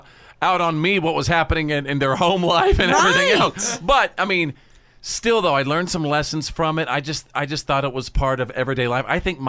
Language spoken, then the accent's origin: English; Bowie, Texas, United States; yep, my little hometown is Bowie, Texas. USA. That's in North Texas.